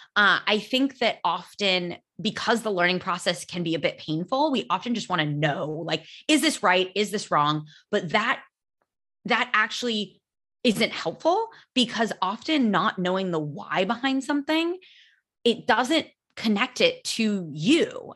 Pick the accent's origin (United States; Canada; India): United States; first language English; now in Spain; I am American